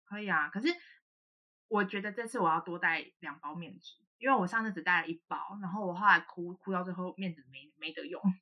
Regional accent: Hualien County, Taiwan; 我们家其实是原住民 ，然后，呃，我妈妈那边是平埔族，我们都是在花莲，然后我妈妈是平埔阿美

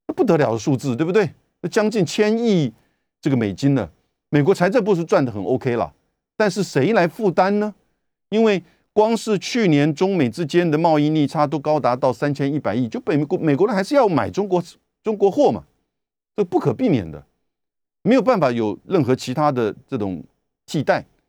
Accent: Taiwan; 我们台湾这边

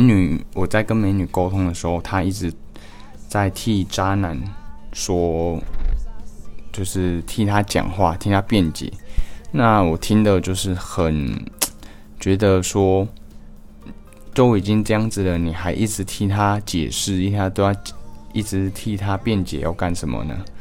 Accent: Taiwan; 我们台湾人

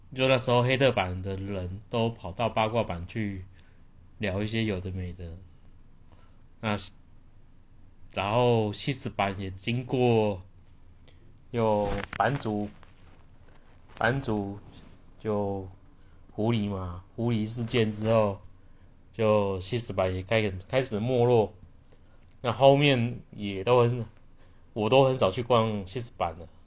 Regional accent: Taiwan; 我们台湾人

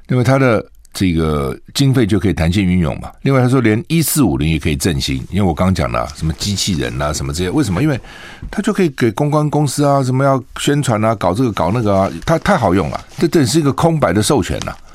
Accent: Taiwan; 对于我们台湾人来讲，那个地方薪水比， 比在国内多几倍

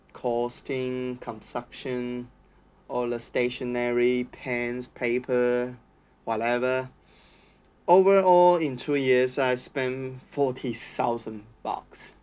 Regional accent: Taichung, Taiwan; English is a second language; moved away as an adult; now in Australia; in Taiwan, I'm from Taichung

